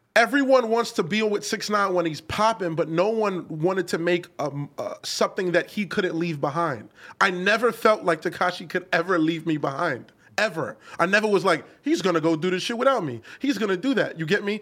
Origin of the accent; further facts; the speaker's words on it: New York City, New York, United States; I'm from Canarsie